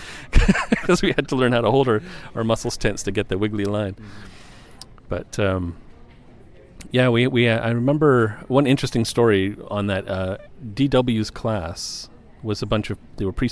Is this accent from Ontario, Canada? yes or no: no; Montreal, Quebec, Canada; I was born and raised in Montreal